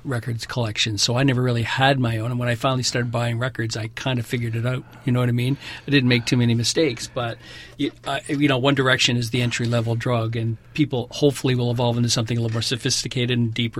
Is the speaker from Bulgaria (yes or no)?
no; Toronto, Ontario, Canada; I grew up in Toronto and Yonge Street was my strip